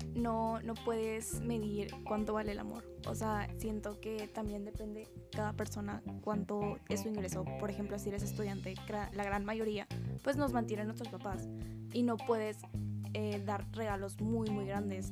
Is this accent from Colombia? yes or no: no; Linares, Nuevo León, Mexico; now in Monterrey, Mexico; yo soy de Linares